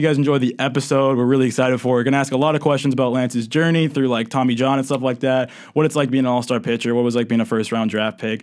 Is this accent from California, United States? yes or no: no; New Hampshire, United States; I'm from New Hampshire.